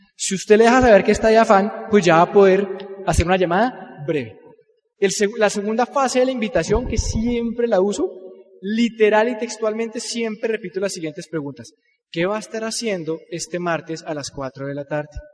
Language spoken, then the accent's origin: Spanish; Colombia; Así somos los colombianos